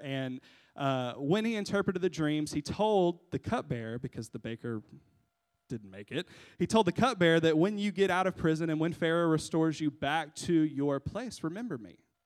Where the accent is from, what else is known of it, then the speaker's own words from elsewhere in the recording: United States; We, as Americans